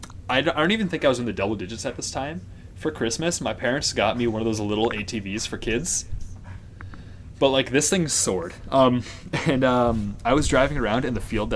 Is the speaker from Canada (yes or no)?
yes; Canada; I'm from Canada